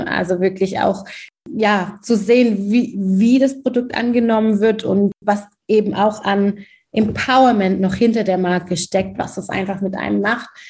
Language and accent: German; Germany; Ich bin in Deutschland geboren, sozialisiert worden